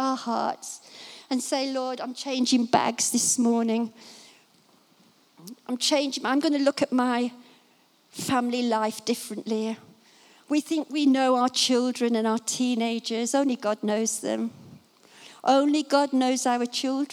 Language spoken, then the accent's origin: English; Dunstable, East of England, United Kingdom; my hometown this morning, comes to Dunstable